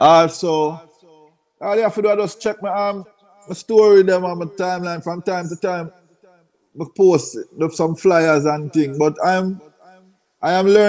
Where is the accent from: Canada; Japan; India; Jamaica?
Jamaica; I was a little youth in Jamaica